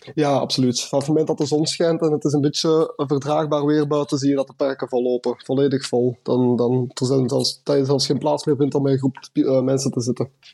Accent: Westerlo, Flanders, Belgium; moved away as an adult; also born or lived in Ghent; now in Munich, Germany; ik kom oorspronkelijk uit Westerlo, Vlaanderen

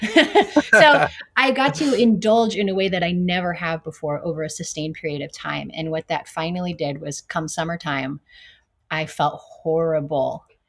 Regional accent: California, United States; I was born in California.

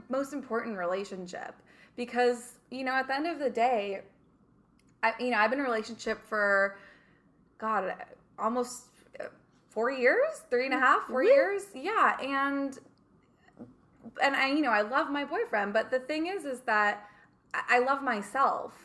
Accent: Redondo Beach, California, United States; moved away as an adult; also born or lived in London / Mediterranean; I'm born and raised in Redondo

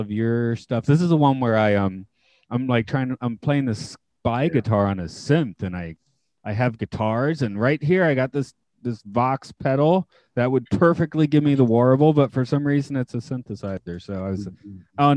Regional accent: United States; I'm American

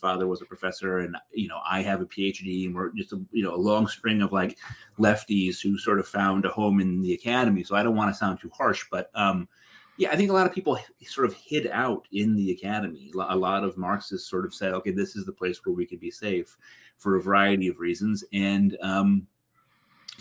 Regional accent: Middletown, Connecticut, United States; I grew up on Wesleyan University.

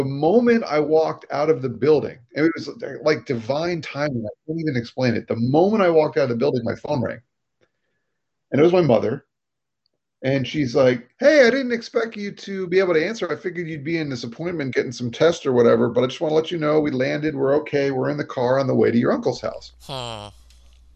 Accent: Florida, United States; moved away as an adult; also born or lived in New York; we're from Florida

